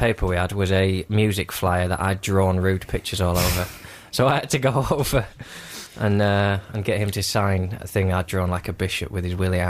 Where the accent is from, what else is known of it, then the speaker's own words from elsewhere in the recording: Lancaster, North West England, United Kingdom; I'm from Lancaster.